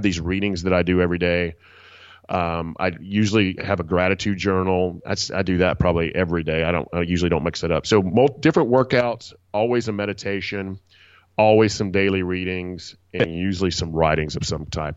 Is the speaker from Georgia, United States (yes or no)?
yes; Atlanta, Georgia, United States; I'm from Atlanta, Georgia, in Southeast United